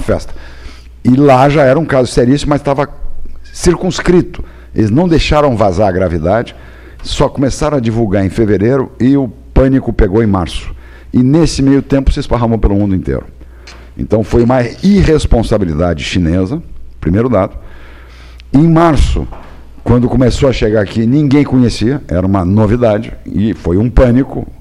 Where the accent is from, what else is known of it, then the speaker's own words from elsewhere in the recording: Pelotas, Rio Grande do Sul, Brazil; E como era minha terra e eu sou produtor de arroz também